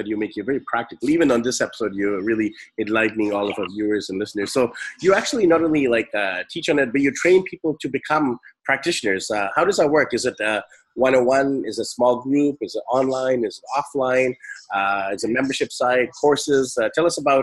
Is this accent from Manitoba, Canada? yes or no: no; Vancouver, British Columbia, Canada; Vancouver, my hometown